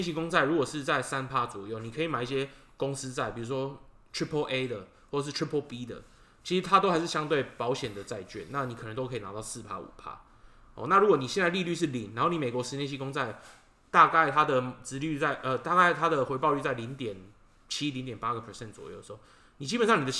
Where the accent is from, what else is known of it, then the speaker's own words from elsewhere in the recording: Taiwan; 我是台湾人。